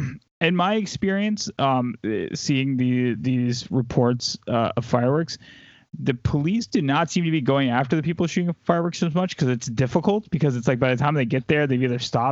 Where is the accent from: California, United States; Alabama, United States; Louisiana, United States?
Alabama, United States; my hometown in Alabama.